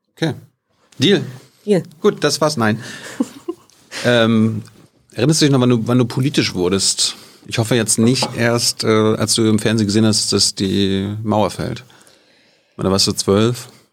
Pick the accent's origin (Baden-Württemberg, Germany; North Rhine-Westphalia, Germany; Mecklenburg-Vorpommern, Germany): Mecklenburg-Vorpommern, Germany; Malchin; Ich komme aus Malchi